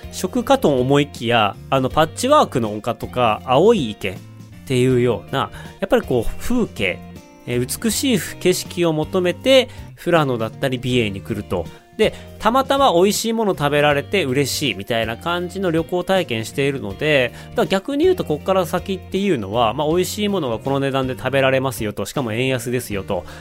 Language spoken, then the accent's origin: Japanese; Otaru, Hokkaido, Japan; moved away; also born or lived in Sapporo; 私、北海道の小樽市出身、札幌生まれ小樽市育ちなんですけれども